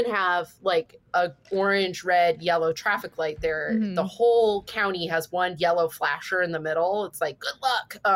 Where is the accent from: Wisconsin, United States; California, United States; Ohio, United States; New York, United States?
California, United States; Ione; the town I grew up in Northern California, it's called Ione